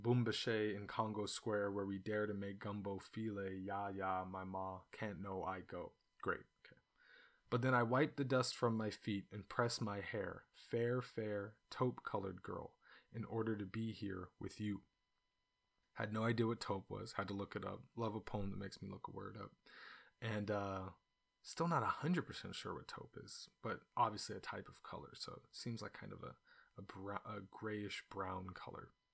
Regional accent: California, United States; now in China; it's what I grew up eating, even though I grew up in California

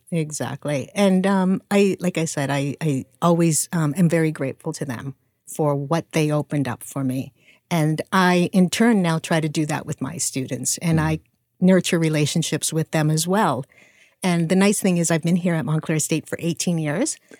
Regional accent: Canada; moved away as an adult; now in United States; I'm Canadian. Wow. I was born and raised in Canada

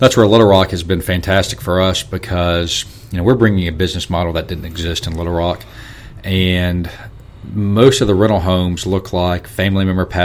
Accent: the South, United States; hillbillies from the South

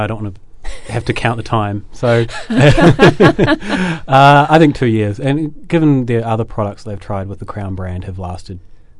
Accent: Westport, West Coast, New Zealand; moved away; Representing my hometown of Westport.

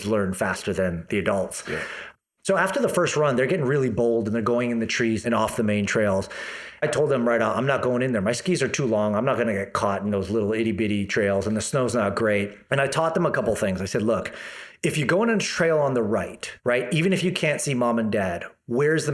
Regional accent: Toronto, Ontario, Canada; moved away as an adult; now in Kelowna, Canada; I come from Toronto.

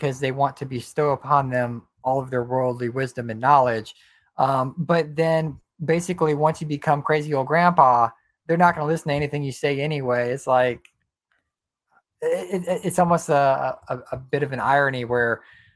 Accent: United States

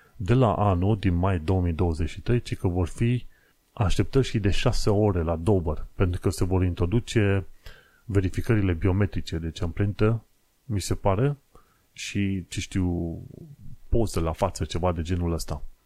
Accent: Romania; moved away as an adult; now in London, United Kingdom; sunt român

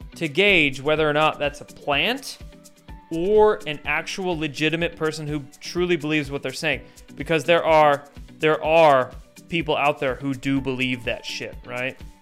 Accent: Washington, United States; I grew up in Washington State, and I had a lot of family in Montana.

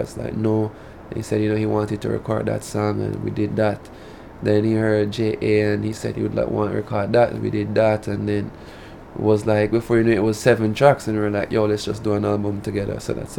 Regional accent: Jamaica; accent: Jamaican; I do DJ in my patois, which is clear with my my Jamaican accent is clear in my music

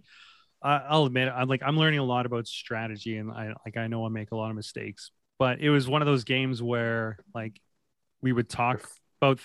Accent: Canada; I'm the Canadian at this table.

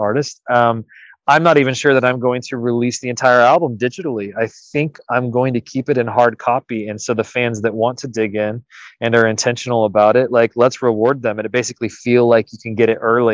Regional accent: United States; Was part of the Olympic development program here as a youth

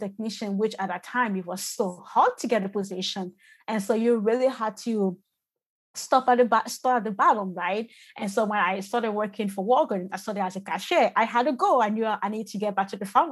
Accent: Côte d’Ivoire; moved away; I was born and raised in the Ivory Coast and moved in the country about 2006

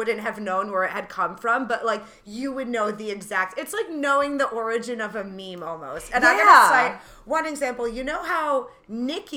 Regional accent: Rhode Island, United States; I'm from Rhode Island

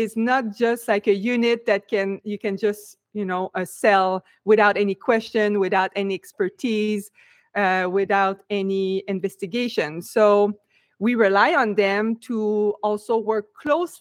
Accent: Quebec, Canada; moved away as an adult; now in United States; even if I'm from Quebec, I moved to United States right off after college

